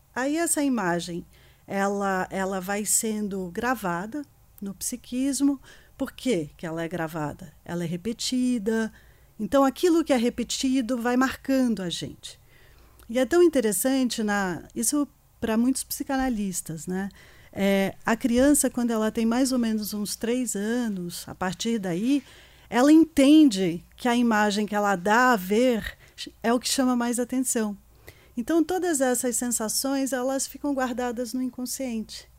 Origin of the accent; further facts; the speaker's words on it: Rio de Janeiro, Brazil; now in São Paulo, Brazil; eu sou carioca também. Estou é, aqui em São Paulo há 28 anos.